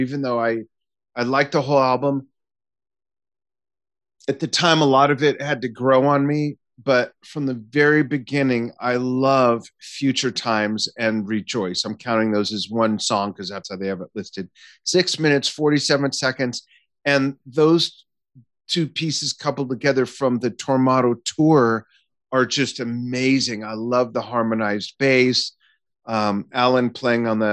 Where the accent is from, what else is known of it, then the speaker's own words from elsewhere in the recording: Los Angeles, California, United States; in Century City near where I grew up in Los Angeles